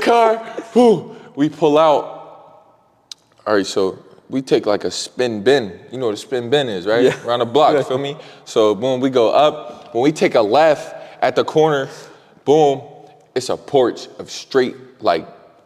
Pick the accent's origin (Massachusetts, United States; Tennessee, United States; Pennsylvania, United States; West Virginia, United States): Pennsylvania, United States; Erie; I'm from Erie